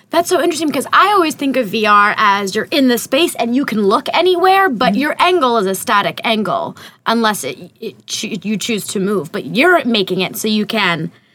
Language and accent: English; France; moved away; I grew up in France